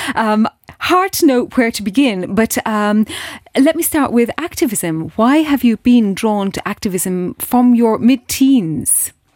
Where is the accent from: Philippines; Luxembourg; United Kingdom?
Luxembourg; Steinsel; in Steinsel, in my hometown